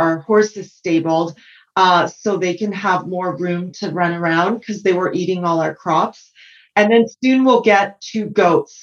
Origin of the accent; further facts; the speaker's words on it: Okanagan Valley, British Columbia, Canada; also born or lived in San Francisco; now in Sonoma, United States; I grew up in the Okanagan Valley of British Columbia, where my parents had a pizzeria